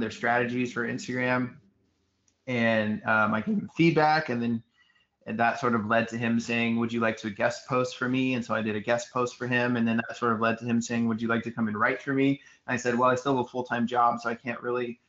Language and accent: English; Houston, Texas, United States; also born or lived in Sugar Land, Texas; I'm from Houston, and I was born in Sugar Land, which is about 30 minutes, 25 minutes southwest of downtown Houston